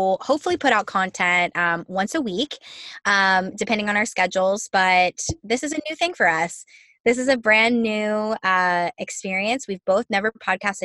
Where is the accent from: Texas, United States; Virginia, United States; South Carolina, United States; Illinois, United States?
Virginia, United States; now in Orlando, United States; I'm from Virginia originally